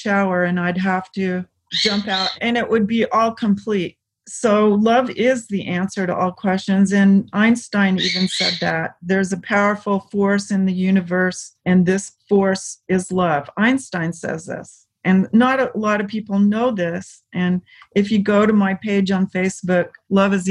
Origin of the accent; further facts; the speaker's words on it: the South, United States; I grew up in the South